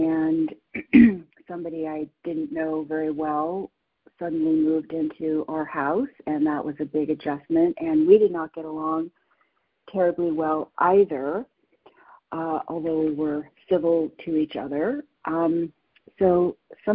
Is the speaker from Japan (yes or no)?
no; San Francisco, California, United States; I was born and raised in San Francisco